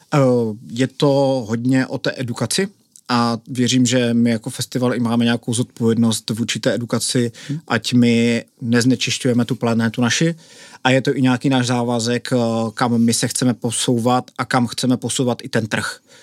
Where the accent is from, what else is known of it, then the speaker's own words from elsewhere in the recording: Hlučín, Moravian-Silesian Region, Czechia; my jsme oba což hlučináci. Kdo neví, tak Hlučín je město mezi Ostravou a Opavou a já v podstatě jsem, můj rodný dům je asi 500 metrů od festivalového areálu